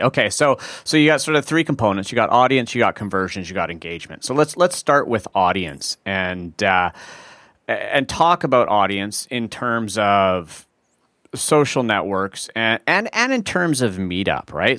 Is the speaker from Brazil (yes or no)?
no; Vancouver, British Columbia, Canada; we're both from Vancouver